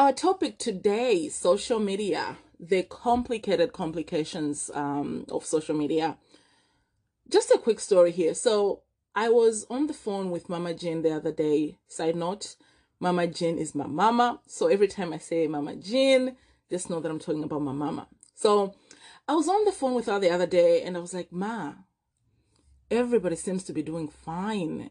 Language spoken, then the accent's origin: English; Malawi; moved away as an adult; now in Vancouver, Canada; I was born and raised in Malawi